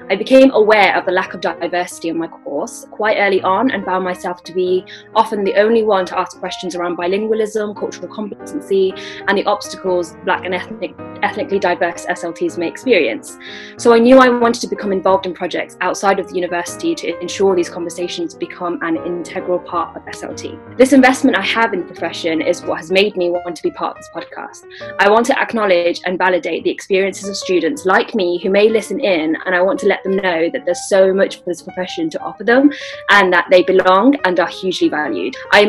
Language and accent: English; West Midlands, United Kingdom; I am of Bangladeshi heritage, born and brought up in the West Midlands.